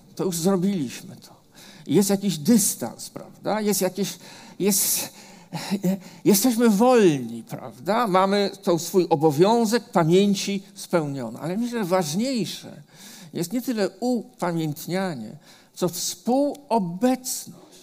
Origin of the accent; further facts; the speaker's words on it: Warsaw, Masovian Voivodeship, Poland; ja jako dziecko, bo ja się urodziłem na Muranowie